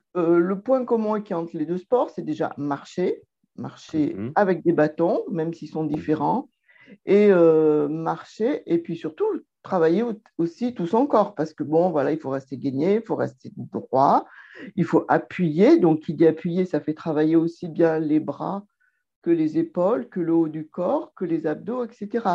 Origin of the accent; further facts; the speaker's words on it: Lyon, Auvergne-Rhône-Alpes, France; je suis lyonnaise